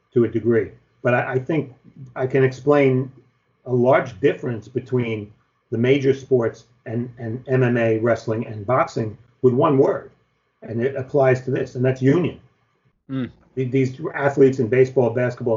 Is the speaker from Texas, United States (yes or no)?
no; New York, United States; being a New Yorker